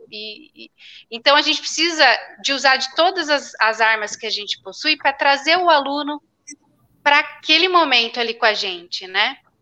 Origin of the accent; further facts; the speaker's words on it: Brazil; eu sou de Ribeirão